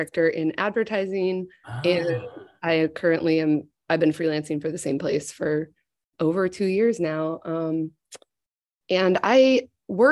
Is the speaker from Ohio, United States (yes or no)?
no; Iowa, United States; now in Chicago, United States; I am from Iowa.